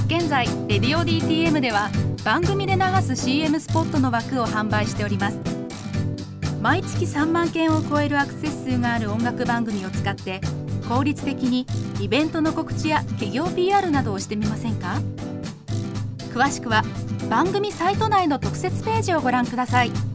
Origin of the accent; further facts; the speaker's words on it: Fukuoka, Japan; now in Tokyo, Japan; 私、生まれも育ちも福岡博多でし